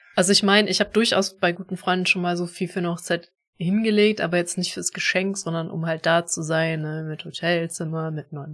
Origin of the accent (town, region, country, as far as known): Germany